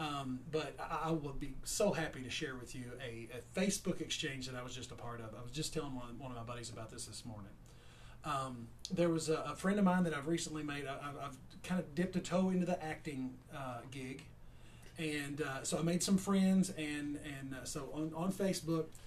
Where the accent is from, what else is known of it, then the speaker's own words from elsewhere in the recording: Edmonson County, Kentucky, United States; born and raised here, lived here my entire life.